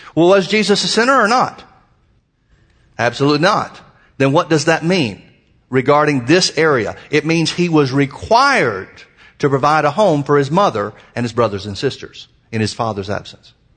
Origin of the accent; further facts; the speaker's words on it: Birmingham, Alabama, United States; moved away; I was brought up in Birmingham, Alabama